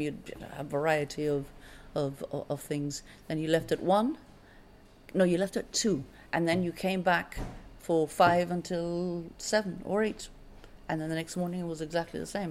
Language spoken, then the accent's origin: English; Gibraltar; I came from Loreto Convent, so when I went into the comprehensive system, uh, all the schools came came together